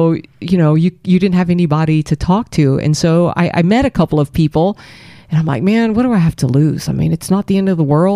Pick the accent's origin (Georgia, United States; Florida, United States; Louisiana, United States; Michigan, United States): Louisiana, United States; Abbeville; also born or lived in Maurice, Louisiana; I grew up in a little town in Abbeville, Louisiana. It's outside of Lafayette, not a very big town